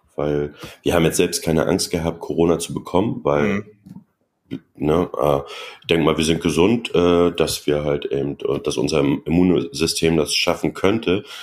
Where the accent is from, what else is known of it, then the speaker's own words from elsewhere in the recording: Mecklenburg-Vorpommern, Germany; ich komme aus Mecklenburg-Vorpommern und äh, bin ein DDR-Kind